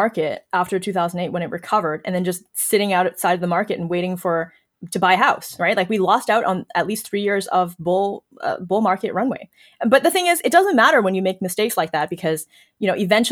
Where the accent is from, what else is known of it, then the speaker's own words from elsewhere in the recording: China; moved away; also born or lived in Toronto / Waterloo; my background growing up in China